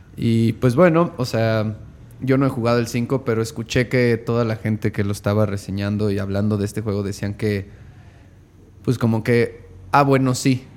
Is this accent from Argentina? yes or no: no; Mexico; Como mexicanos